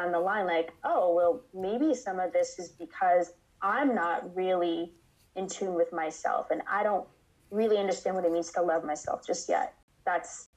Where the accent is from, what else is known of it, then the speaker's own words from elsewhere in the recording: United States; I am first generation American. So my family is from West Africa, Ghana specifically.